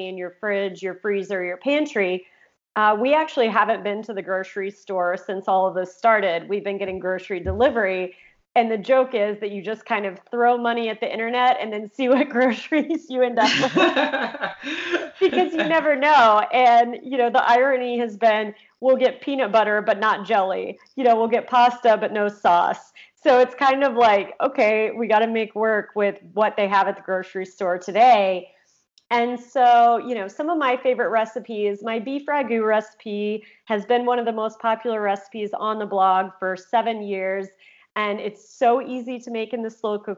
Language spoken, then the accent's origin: English; Oklahoma, United States; moved away as an adult; also born or lived in California; I grew up in Oklahoma, but moved to California when I was 18 to go to college